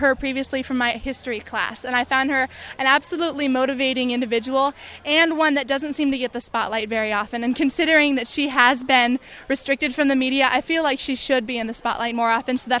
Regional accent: Kenai, Alaska, United States; I'm from Kenai, Alaska.

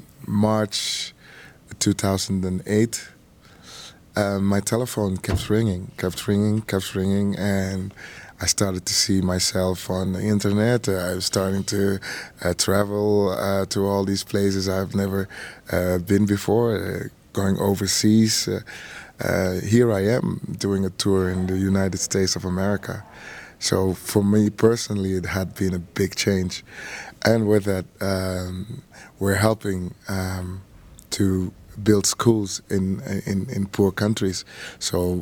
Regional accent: Netherlands; also born or lived in Suriname; now in Spain; I was born in Suriname. I was raised in the Netherlands and currently living in Spain.

